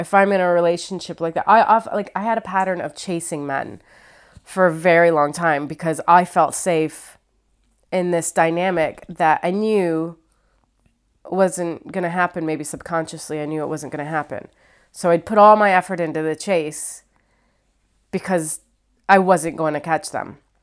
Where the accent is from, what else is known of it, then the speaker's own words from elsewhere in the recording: Ohio, United States; also born or lived in New York / Los Angeles; now in London, United Kingdom; I'm from Ohio. I lived in New York for four years. I was in L A for seven years. I've been here for four years in London